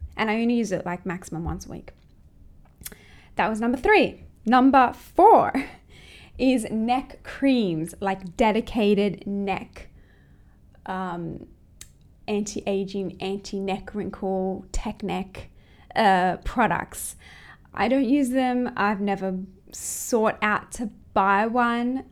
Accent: close to Sydney, New South Wales, Australia; moved away as an adult; now in Hong Kong; I'm actually from Australia, close to Sydney

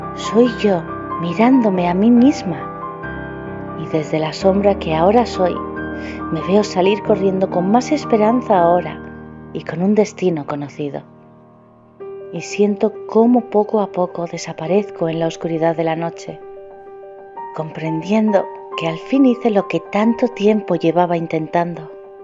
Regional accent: Spain; de España

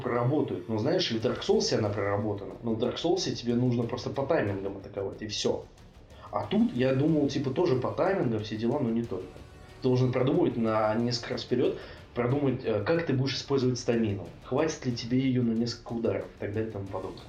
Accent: Russia; also born or lived in Bratislava, Slovakia; я из России». Он такой, «А, ну, я, в принципе, это понял по твоему акценту

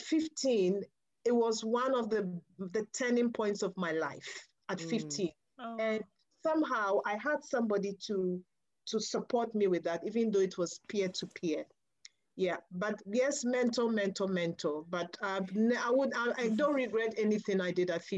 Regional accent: Ghana; moved away as an adult; at 15 years, yes, I would have been obviously growing up in Ghana in a girls' Catholic boarding school

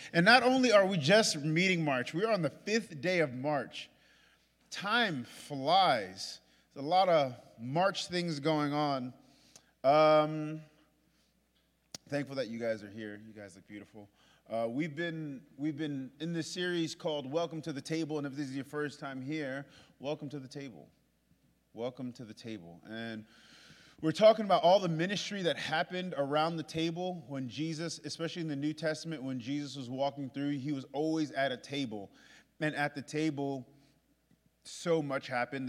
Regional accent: New York, United States; I'm from New York

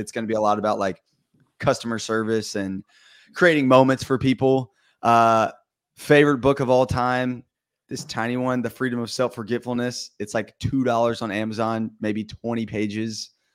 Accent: Vestavia Hills, Alabama, United States; I am from Birmingham, or Vestavia, Alabama, and I live in Vestavia, Alabama.

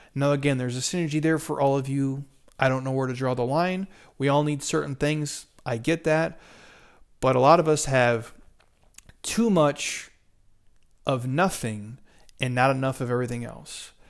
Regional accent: Midwest, United States; I grew up in the Midwest

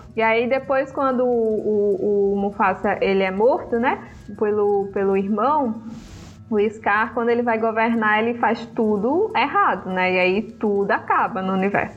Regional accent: Brazil; also born or lived in Africa; eu fui criada aqui no Brasil, né? Mas ao mesmo tempo é, eu nasci lá

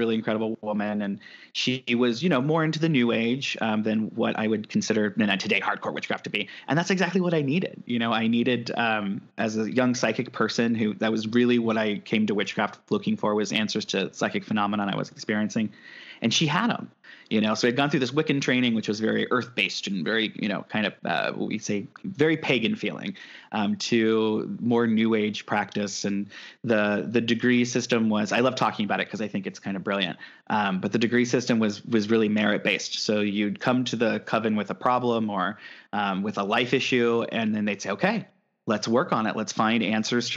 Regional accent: Midwest, United States; now in California, United States; I'm from the Midwest

